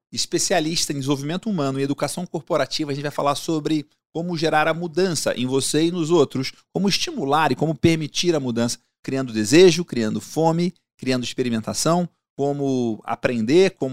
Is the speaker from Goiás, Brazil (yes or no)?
yes; Goiás, Brazil; moved away; also born or lived in Rio de Janeiro / São Miguel do Araguaia; eu sou carioca, mas eu sou criado em Goiás, já morei em São Miguel do Araguaia, já morei uhum. na divisa com Araguaçu ali